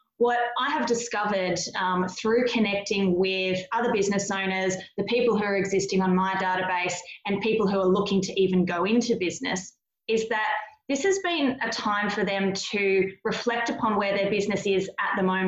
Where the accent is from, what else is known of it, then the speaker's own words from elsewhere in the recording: Australia; So if I had to have an overwhelming summary of our experience with it, is we're the Aussie battlers.